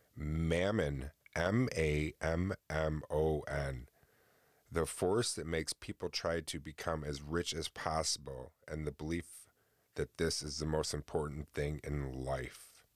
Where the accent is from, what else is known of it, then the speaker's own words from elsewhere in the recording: upstate New York, United States; I live in New York, born and raised in New York